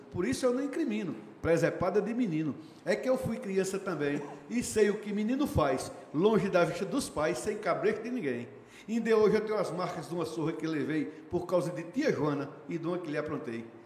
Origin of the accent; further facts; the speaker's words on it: Northeast Region, Brazil; nós somos nordestinos e gostamos de poesia